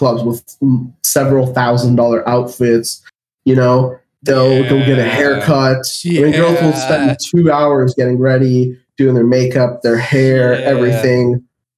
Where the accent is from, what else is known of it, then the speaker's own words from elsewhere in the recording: Toronto, Ontario, Canada; I grew up in Canada, so winters were cold.